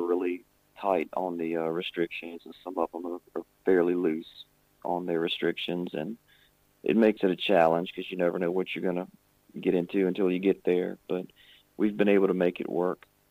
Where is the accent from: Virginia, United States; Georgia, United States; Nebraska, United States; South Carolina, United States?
Virginia, United States; In my home state of Virginia, way over here.